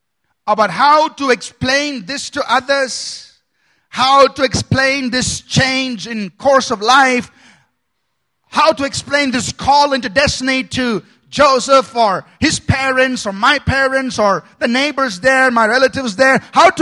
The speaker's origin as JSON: {"language": "English", "town": "Bangalore", "region": "Karnataka", "country": "India", "tie": "born or raised there", "said": "I was born in Bangalore. I grew up in Bangalore. I live in Bangalore. I will die in Bangalore."}